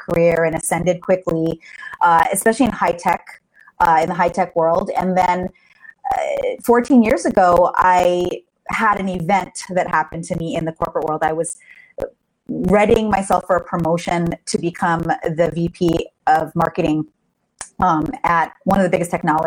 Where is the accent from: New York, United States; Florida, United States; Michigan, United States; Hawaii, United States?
Hawaii, United States; moved away; I'm from Hawaii originally.